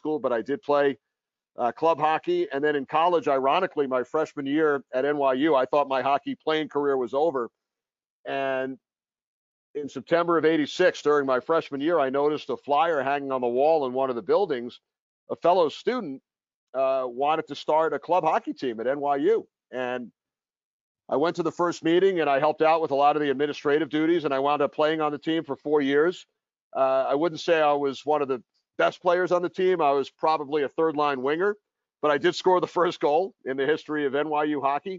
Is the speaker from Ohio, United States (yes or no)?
no; New York, United States; I grew up in New York going to Rangers games at the Garden